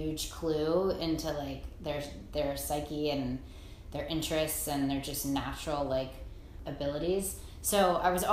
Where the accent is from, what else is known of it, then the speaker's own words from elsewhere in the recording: Baltimore, Maryland, United States; now in Greenwich, United States; I grew up in Baltimore, Maryland